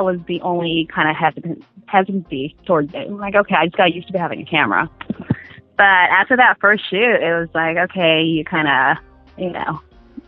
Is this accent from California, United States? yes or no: yes; Compton, California, United States; I grew up in Compton, California